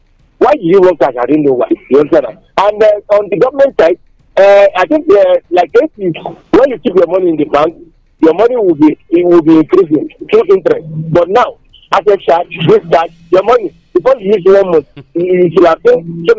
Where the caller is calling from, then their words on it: Abeokuta, Ogun State, Nigeria; I'm here calling from the People's Parliament in Dagunaleme in Abeokuta.